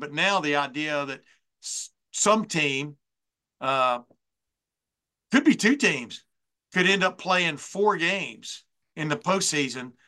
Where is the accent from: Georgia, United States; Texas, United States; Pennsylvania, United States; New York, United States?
Texas, United States; Lufkin; my hometown, uh, Lufkin, Texas.